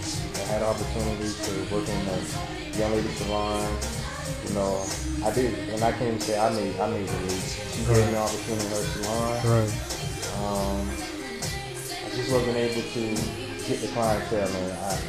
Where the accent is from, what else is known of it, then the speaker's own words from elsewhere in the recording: St. Petersburg, Florida, United States; moved away as an adult; now in Atlanta, United States; Born and raised in St. Petersburg, Florida.